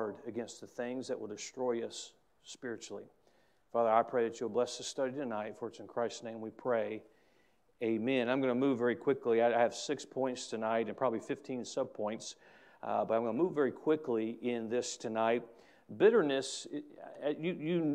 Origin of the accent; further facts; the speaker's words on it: United States; As an American